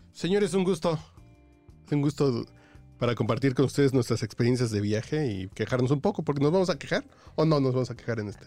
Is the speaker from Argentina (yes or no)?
no; Mexico; yo como mexicano